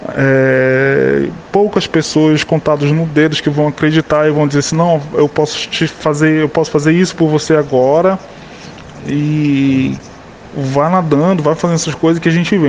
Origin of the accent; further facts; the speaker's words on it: Macapá, Amapá, Brazil; moved away; quando eu saí de Macapá